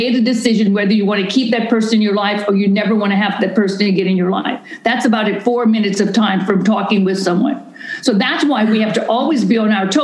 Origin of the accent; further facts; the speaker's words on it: Louisiana, United States; now in Houston, United States; I'm from Louisiana, so I'm a raging Cajun kind of crazy wild woman.